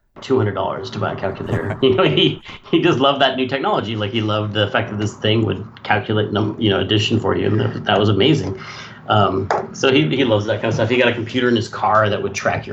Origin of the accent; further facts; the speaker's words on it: Sonoma, California, United States; I was growing up in Sonoma, California